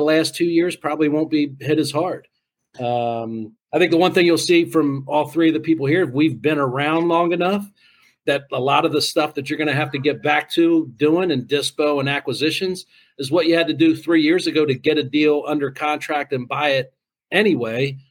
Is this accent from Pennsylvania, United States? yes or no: yes; Pennsylvania, United States; I'm from Pennsylvania.